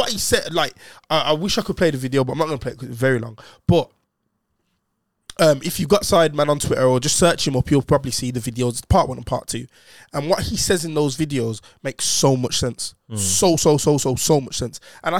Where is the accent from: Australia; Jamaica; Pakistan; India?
Jamaica; I'm Jamaican, but like